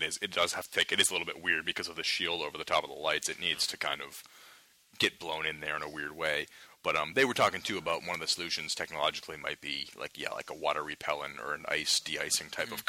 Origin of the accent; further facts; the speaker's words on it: Maine, United States; now in New York, United States; Growing up in Maine